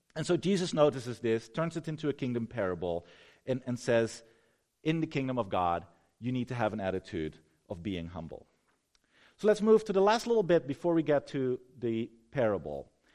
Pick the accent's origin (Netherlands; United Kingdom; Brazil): Netherlands; moved away; I'm from the Netherlands